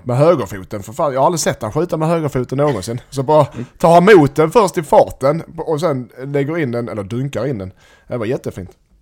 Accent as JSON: {"language": "Swedish", "town": "Helsingborg", "region": "Skåne", "country": "Sweden", "said": "Jag som helsingborgare"}